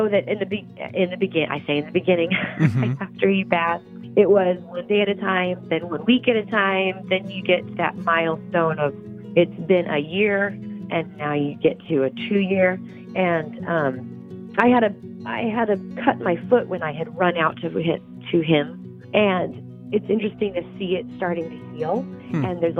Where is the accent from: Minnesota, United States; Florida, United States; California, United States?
California, United States; Bakersfield; moved away as an adult; also born or lived in Utah; I'm originally from Bakersfield, California.